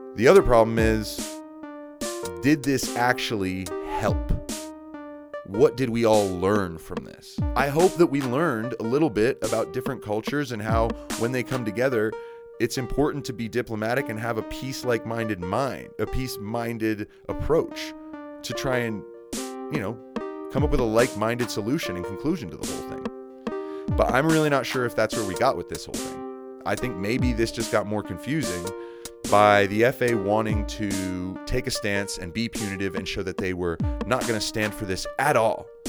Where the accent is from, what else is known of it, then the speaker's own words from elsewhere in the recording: United States; Soy Americano. I'm American